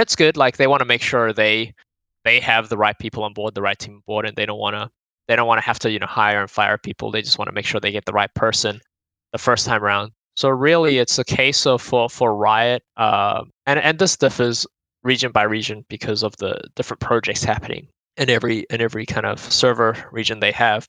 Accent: Auckland, New Zealand; now in Australia; I grew up in Auckland, New Zealand

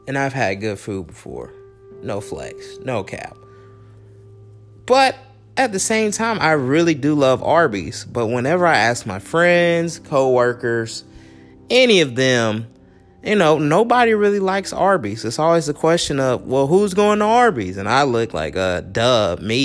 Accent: Cincinnati, Ohio, United States; I'm from Cincinnati, Ohio, right? And our staple is Skyline Chili

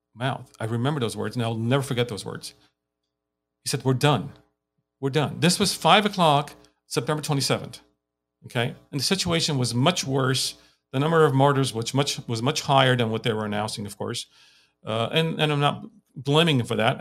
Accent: Lebanon; moved away as an adult; also born or lived in United States; now in Armenia; I grew up in Lebanon

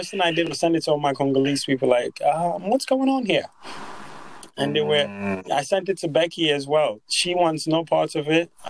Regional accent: Nigeria; Because that's the one thing about being Nigerian, right?

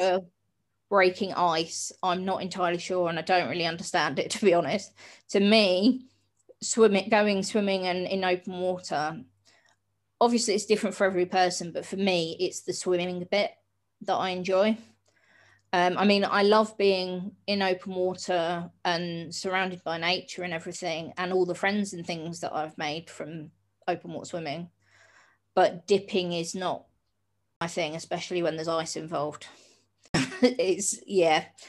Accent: Hastings, South East England, United Kingdom; I grew up in Hastings down on the south coast.

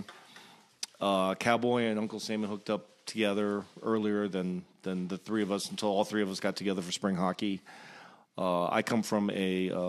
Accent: Virginia, United States; I grew up in Virginia. I was the only child of immigrants

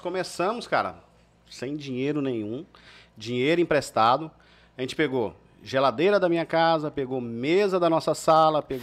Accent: Anápolis, Goiás, Brazil; moved away; eu sou goiano, né? Tenho raízes sertanejas

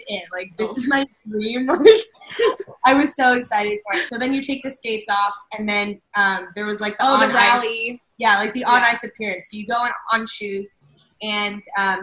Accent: San Diego, California, United States; also born or lived in Philadelphia; So I moved here when I was like 3. I grew up all over San Diego. I've pretty much lived in like every little town of San Diego.

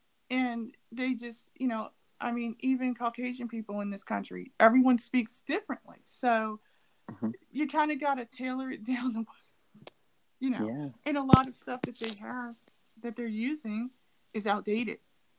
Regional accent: Ohio, United States; also born or lived in California; Now, I'm from Ohio, but I don't have an Ohio accent. I sound like I'm from California. Well, I did live in California for a while

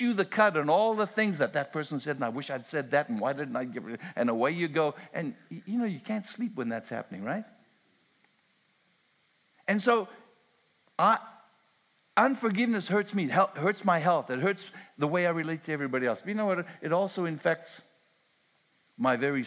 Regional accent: Canada; I'm Canadian

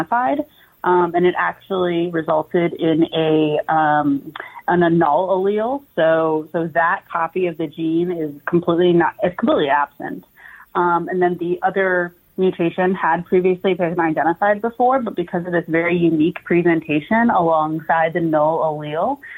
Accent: Ohio, United States; I'm born and bred in Ohio

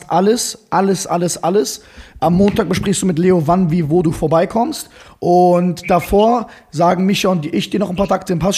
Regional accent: Frankfurt, Hesse, Germany; Ich komme aus Frankfurt.

